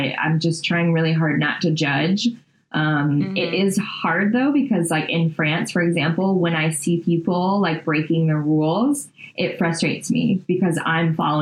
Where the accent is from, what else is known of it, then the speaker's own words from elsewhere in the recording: Louisiana, United States; we're from Louisiana